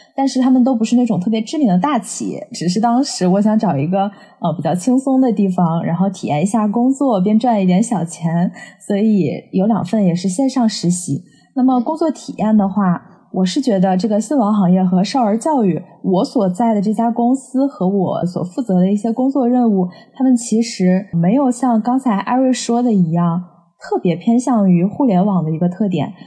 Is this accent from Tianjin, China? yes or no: yes; Tianjin, China; 巧的是我俩都来自于天津